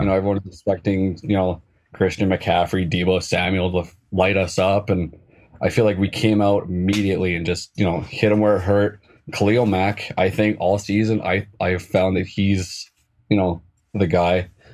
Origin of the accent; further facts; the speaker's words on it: just outside Edmonton, Alberta, Canada; where I'm from, I'm just outside of Edmonton in Alberta